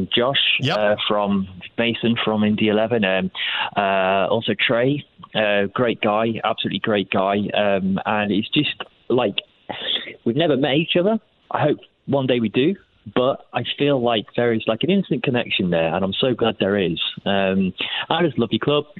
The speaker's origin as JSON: {"language": "English", "town": "Lincoln", "region": "East Midlands", "country": "United Kingdom", "said": "in Lincoln, where I'm from"}